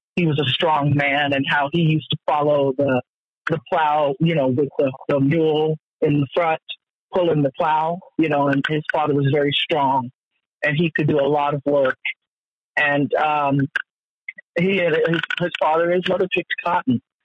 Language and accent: English; Colorado, United States; this little Colorado girl